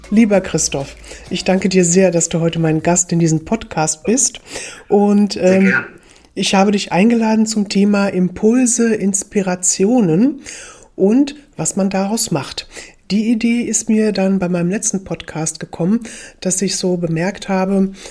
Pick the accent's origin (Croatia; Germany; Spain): Croatia; Split, Split-Dalmatia County; German is a second language; letzte Woche in Split in meiner Heimat gemacht habe